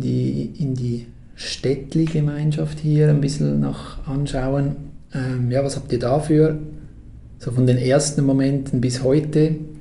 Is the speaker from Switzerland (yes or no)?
yes; Switzerland; Das passiert mir sogar als Schweizer